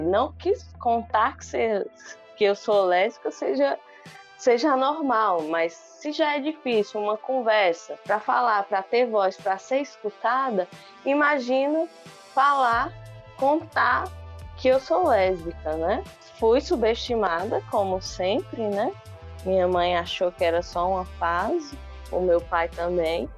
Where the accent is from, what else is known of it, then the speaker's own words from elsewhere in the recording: Cabrobó, Pernambuco, Brazil; eu sou aqui do interior, né? Nascida em Cabrobó